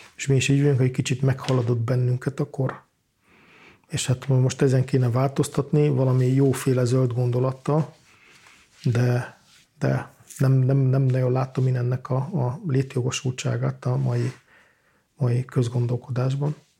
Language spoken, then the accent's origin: Hungarian; Valkó, Pest, Hungary; moved away; Én Valkon születtem Gödöllő mellett, tehát Pest megyének a központi részében.